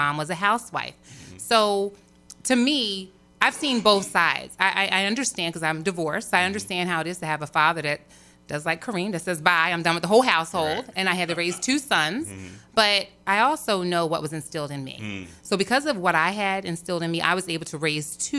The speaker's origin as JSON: {"language": "English", "town": "Millville", "region": "New Jersey", "country": "United States", "tie": "born or raised there", "said": "I'm from Millville, born, bred, raised, my whole family"}